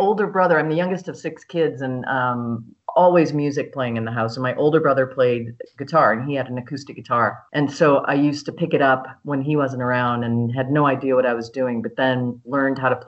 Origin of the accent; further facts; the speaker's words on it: New Orleans, Louisiana, United States; I grew up in New Orleans, and so I was playing music in bar bands, as we called them.